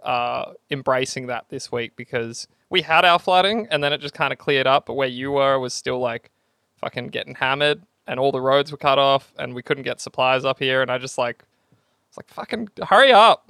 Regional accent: Australia

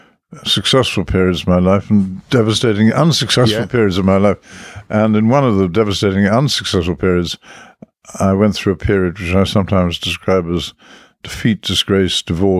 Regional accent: Dublin, Leinster, Ireland; born there; Because of really the accident of war, I was born in Dublin.

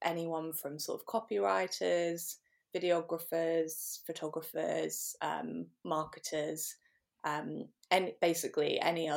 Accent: Norwich, East of England, United Kingdom; I'm from Norwich in the UK.

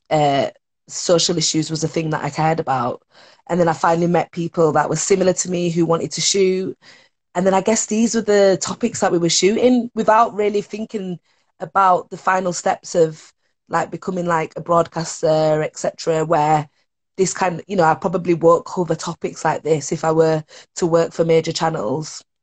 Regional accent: Leeds, Yorkshire and the Humber, United Kingdom; Look, I grew up in Leeds You know what I mean?

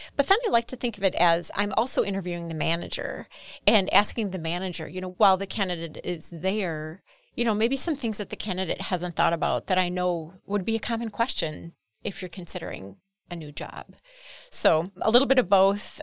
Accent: Horicon, Wisconsin, United States; I'm from Horicon.

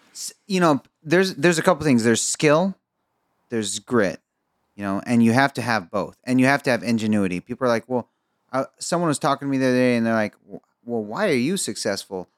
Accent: Egypt; I'm Egyptian

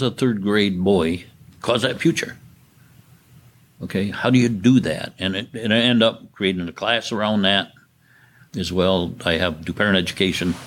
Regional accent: Indiantown, Michigan, United States; I'm from Indian Town, which is in Saginaw County. I grew up on a farm

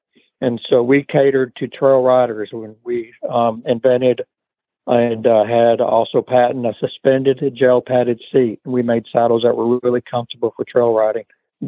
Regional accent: North Mississippi, United States; also born or lived in Memphis area, Tennessee; We're from the Memphis area, grew up in North Mississippi.

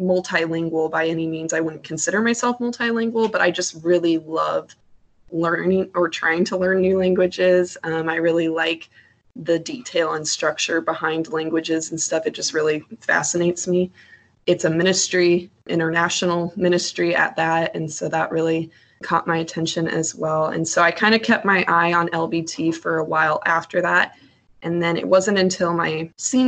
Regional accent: Iowa, United States; moved away as an adult; also born or lived in Nebraska; now in Indiana, United States; I'm originally from Iowa, but I've kind of just been living, like in Nebraska for the last 4 years. Currently, I'm in Indiana

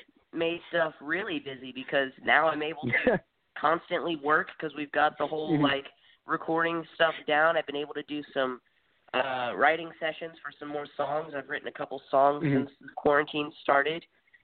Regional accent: Nashville, Tennessee, United States; also born or lived in California / Missouri; I was born and raised in Nashville, Tennessee, even though raised is kind of a funny word as to where I'm from because I've been going from California, Tennessee, and Missouri my entire life.

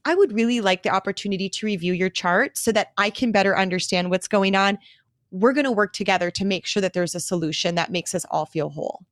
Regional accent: Milwaukee, Wisconsin, United States; moved away; return to my hometown of Milwaukee, Wisconsin

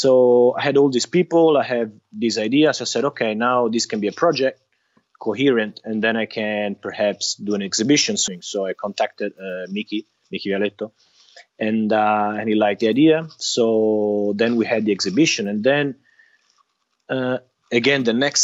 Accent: Italy; I'm from Italy

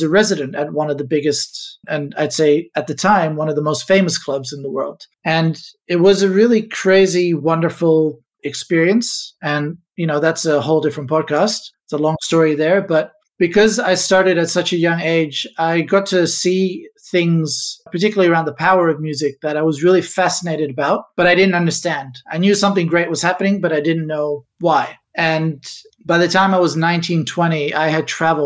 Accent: Ibiza, Balearic Islands, Spain; also born or lived in Amsterdam, Netherlands; now in Australia; I was born in Amsterdam many, many years ago, but I actually grew up in Ibiza, small little island in the Mediterranean, part of Spain

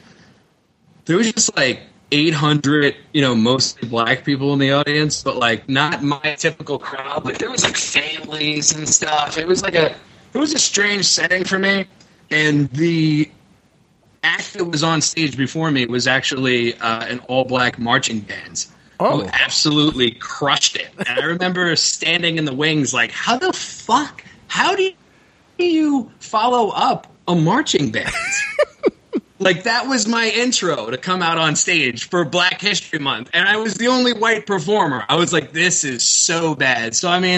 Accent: New York City, New York, United States; I'm from Stapleton and Staten Island

